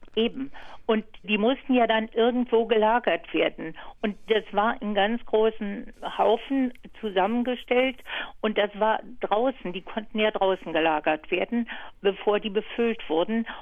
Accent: Neuglobsow, Brandenburg, Germany; gehört zu meiner Heimat

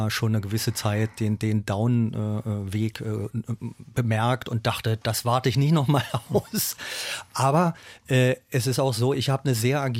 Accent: Berlin, Germany; ich bin ja ein Berliner, ich bin hier geboren, aufgewachsen, meine Familie und, und, und mein Label ist ja auch noch hier.

